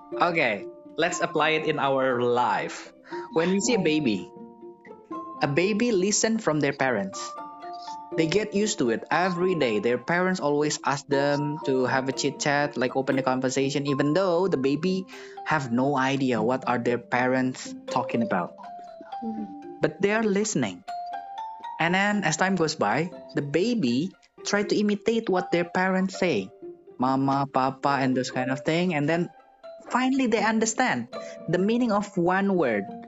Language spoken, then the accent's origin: English; Indonesia; English is a second language; in Indonesia, we don't have a tenses